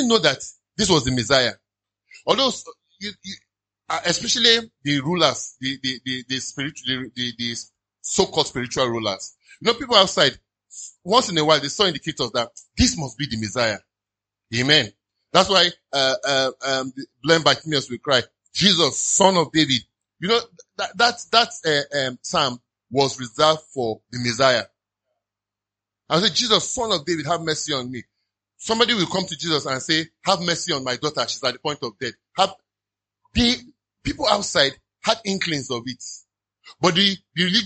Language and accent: English; Nigeria; I love being a Nigerian